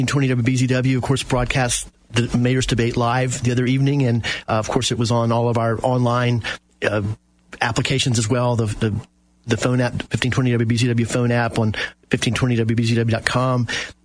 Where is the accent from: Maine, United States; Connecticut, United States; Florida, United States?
Florida, United States; Apopka; I grew up with David in Apopka